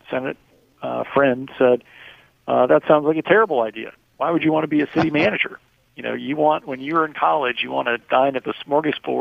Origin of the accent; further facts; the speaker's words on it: Minnesota, United States; moved away as an adult; now in Washington, United States; I was born and raised in Minnesota